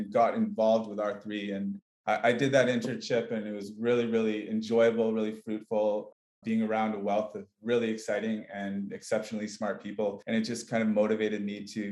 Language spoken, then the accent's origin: English; Canada; moved away as an adult; also born or lived in British Columbia / Barcelona, Spain; I'm originally from Canada.